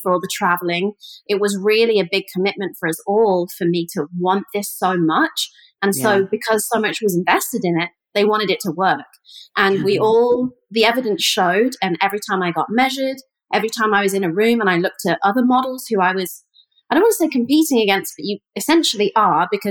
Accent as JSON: {"language": "English", "region": "the middle of England", "country": "United Kingdom", "tie": "born or raised there", "moved": "yes", "said": "I grew up in England, and I grew up in the middle of England. I kind of call it the Ohio of England."}